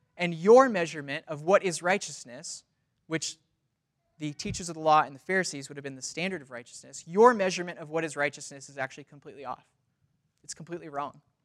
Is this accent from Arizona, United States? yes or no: no; Los Angeles, California, United States; moved away as an adult; now in Spokane, United States; Was born and raised in Los Angeles